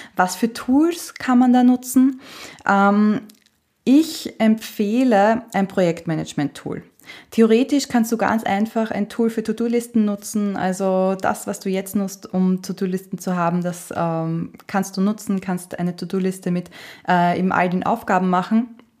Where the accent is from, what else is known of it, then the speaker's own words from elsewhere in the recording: Austria; Bei uns in Österreich sagt man Stricherliste